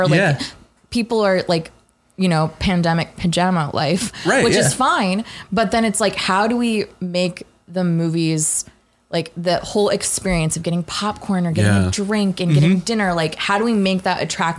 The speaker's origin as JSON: {"language": "English", "town": "Indianapolis", "region": "Indiana", "country": "United States", "tie": "born or raised there", "said": "Born and raised in Indianapolis"}